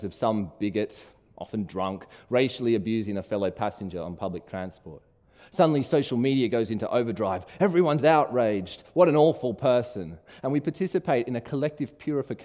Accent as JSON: {"language": "English", "town": "Brisbane", "region": "Queensland", "country": "Australia", "tie": "born or raised there", "said": "where I was from, honest answers like Brisbane or Chermside"}